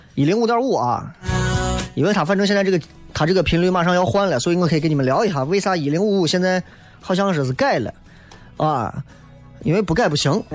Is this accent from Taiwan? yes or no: no; Xi'an, Shaanxi, China; 你作为一个西安人，我真的我特别喜欢面朝着水，然后能够能够感受着自然的力量。因为西安人真的见水见的太少了